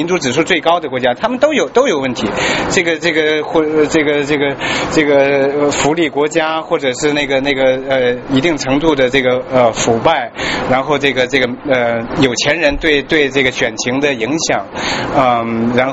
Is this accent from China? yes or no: yes; China; 我们作为中中国人，作为华人，我们希望这个这个呃这一次历史的大呃大关头